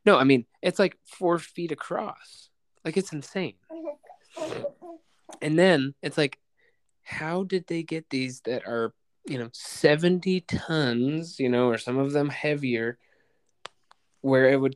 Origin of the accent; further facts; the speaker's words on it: United States; we're American